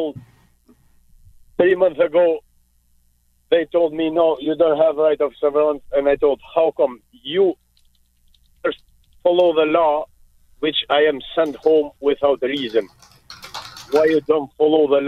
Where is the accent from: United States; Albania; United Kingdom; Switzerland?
Albania; English is a second language; now in Canada; I am from Albania, where we had it, the dictator, worst dictator would exist